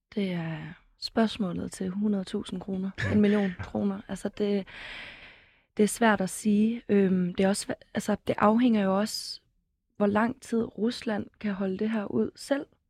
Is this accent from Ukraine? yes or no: yes; Ukraine; som ukrainer